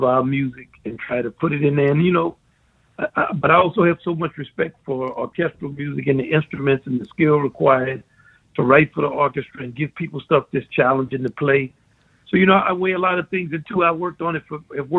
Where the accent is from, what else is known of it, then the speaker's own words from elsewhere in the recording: Kenner, Louisiana, United States; we grew up in Kenner and strictly segregated